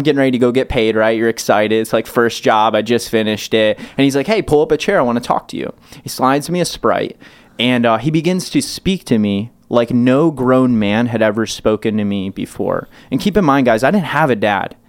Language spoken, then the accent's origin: English; Michigan, United States; I grew up so poor, but in Michigan